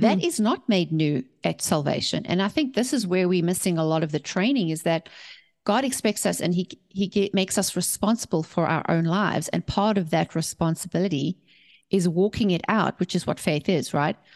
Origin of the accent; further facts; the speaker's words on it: South Africa; moved away as an adult; also born or lived in England; now in United States; We were born and raised in South Africa, and we left South Africa to start our company